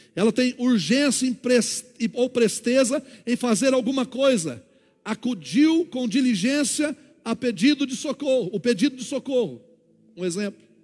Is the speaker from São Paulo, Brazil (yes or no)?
no; Paraná, Brazil; moved away; lá no Paraná, de onde eu nasci